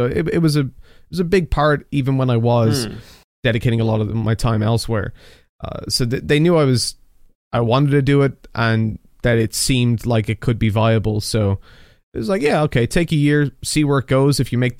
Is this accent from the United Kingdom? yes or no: no; Dublin, Leinster, Ireland; I was from Dublin. I don't have a Dublin accent specific. At least Irish people tell me I sound American.